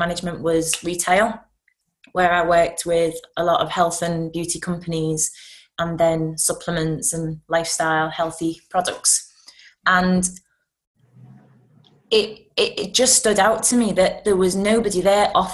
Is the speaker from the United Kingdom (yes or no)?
yes; Liverpool, North West England, United Kingdom; I'm from Liverpool